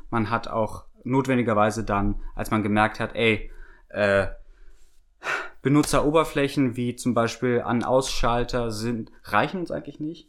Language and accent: German; Germany; wir als Deutsche